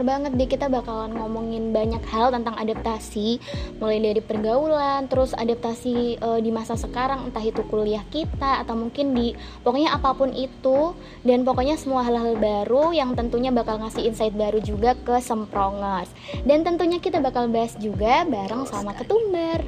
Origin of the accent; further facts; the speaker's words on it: Pasuruan, East Java, Indonesia; moved away as an adult; also born or lived in Surabaya; aku dari Pasuruan yang kabupaten kecil banget di Jawa Timur